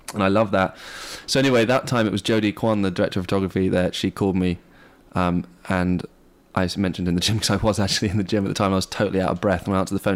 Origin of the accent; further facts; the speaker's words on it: England, United Kingdom; moved away; I grew up in England